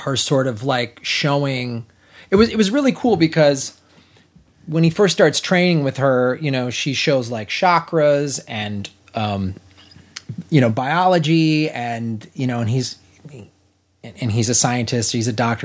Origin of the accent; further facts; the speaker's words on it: Chicago, Illinois, United States; I'm from Chicago